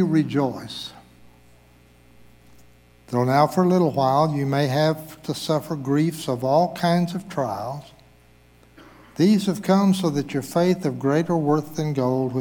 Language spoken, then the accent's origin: English; Zimbabwe; now in Bentonville, United States; I was born in Zimbabwe, Africa